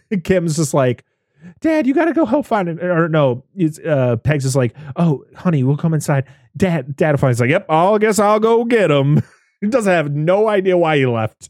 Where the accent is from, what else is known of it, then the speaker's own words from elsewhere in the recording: Pittsfield, Massachusetts, United States; she's from my hometown. Like, where I live is, that's where she's from